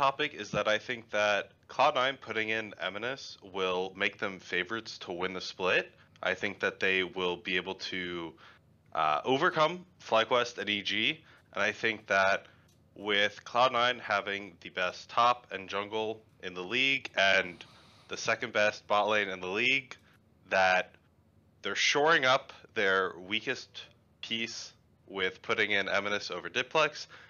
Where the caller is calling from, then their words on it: Houston, Texas, United States; Houston, Texas.